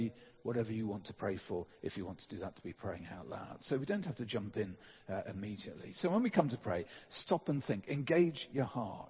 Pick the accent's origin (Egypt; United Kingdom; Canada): United Kingdom; England; as English people